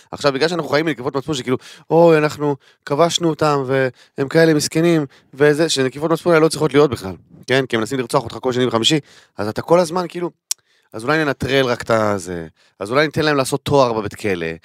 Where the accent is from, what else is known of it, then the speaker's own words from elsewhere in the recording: Kiryat Arba, Hebron Governorate, Palestine; אני גדלתי בקריית ארבע, אחי, אני גדלתי בחברון